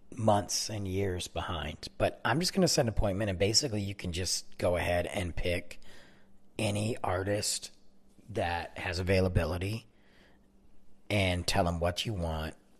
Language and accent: English; Detroit, Michigan, United States; moved away as an adult; now in Texas, United States; I'm from Michigan. I'm from Detroit